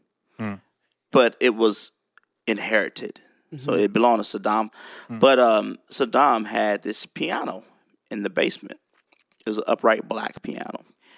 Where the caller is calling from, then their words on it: Nashville, Tennessee, United States; Way in Tennessee, Nashville, Tennessee.